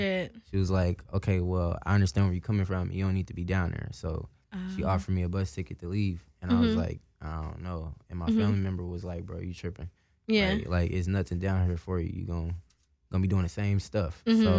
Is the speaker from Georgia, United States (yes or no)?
no; Indianapolis, Indiana, United States; now in Seattle, United States; And I was like, nah, I'm from Indianapolis, Indiana.